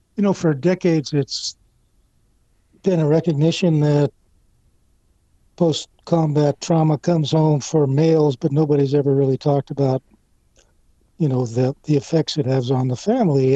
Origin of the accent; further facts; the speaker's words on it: Casa Grande, Arizona, United States; moved away; my hometown Casa Grande